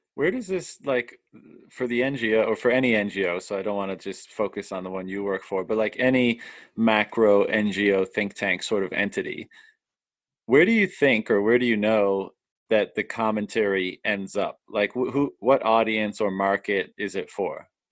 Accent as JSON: {"language": "English", "country": "Canada", "tie": "born or raised there", "moved": "as an adult", "said": "in my hometown, uh, yeah. and I've been living away for a long time, but I'm here now"}